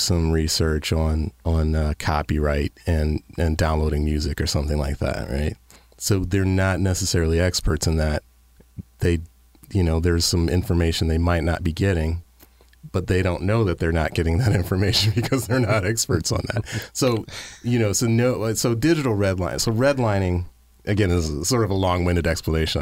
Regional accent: Detroit, Michigan, United States; living in Detroit or coming from growing up in Detroit

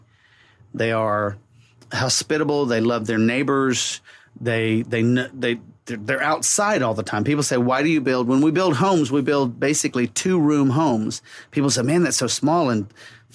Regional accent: Central Florida, United States; I'm from a little north of Orlando. I'm from Central Florida.

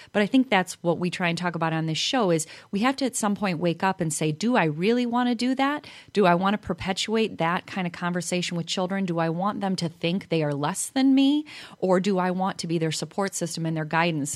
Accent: Chicago, Illinois, United States; being from Chicago, I think I don't have an accent

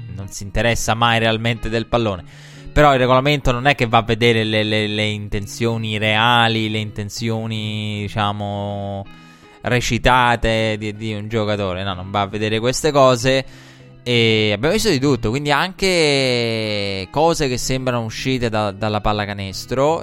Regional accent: Italy

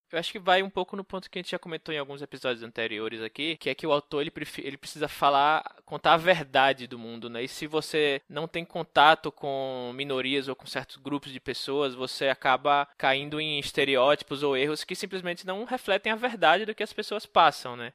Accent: Northeast Region, Brazil; moved away as an adult; eu que sou nordestino, né? Morei lá minha vida toda

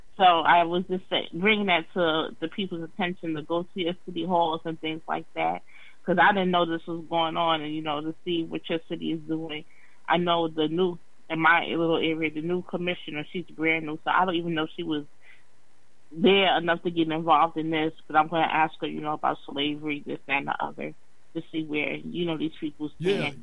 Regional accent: New York, United States; moved away; I'm from New York. That was one of my first jobs, summer jobs, cleaning up the park

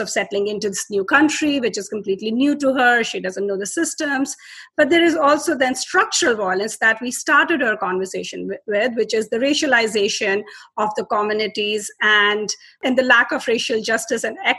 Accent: Delhi, India; I'm from India, and I was born in Delhi.

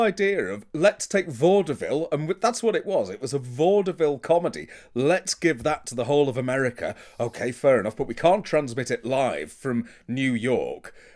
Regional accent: United Kingdom; I'm British.

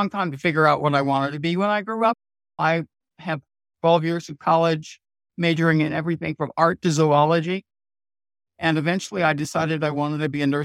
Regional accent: New York, United States; now in North Carolina, United States; Most, I started out in New York State.

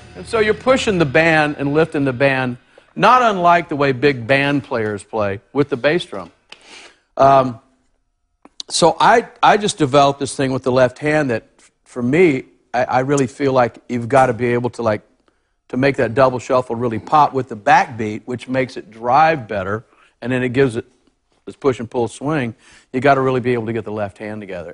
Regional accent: Texas, United States; I grew up in Texas

